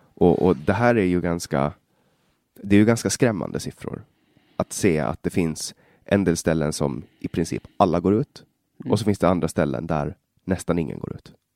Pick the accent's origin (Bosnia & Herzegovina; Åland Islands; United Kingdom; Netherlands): Åland Islands; Finland, Åland; first language Swedish; also born or lived in Stockholm, Sweden; jag kommer ju från Åland i, i Finland då, och vi har lite annorlunda system